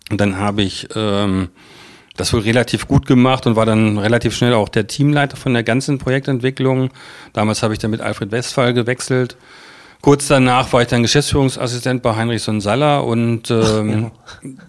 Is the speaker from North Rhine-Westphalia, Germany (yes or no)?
no; Celle, Lower Saxony, Germany; now in Magdeburg, Germany; Wo? von, von Celle, ähm, aber schon als junger Mensch. Und ich fühle mich jetzt mehr als Magdeburger als, äh, als Celleraner.